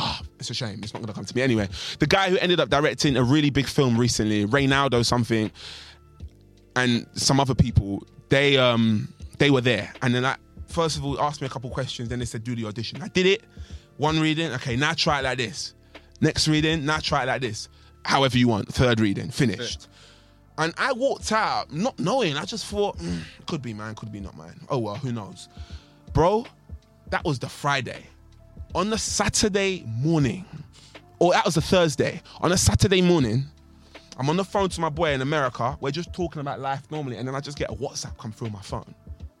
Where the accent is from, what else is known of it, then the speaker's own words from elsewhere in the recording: East London, London, United Kingdom; I said, "I'm from East London. Of course I watched Top Boy."